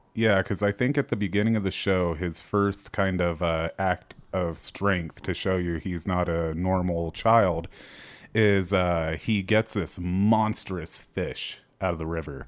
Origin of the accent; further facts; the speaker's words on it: United States; we're, we're American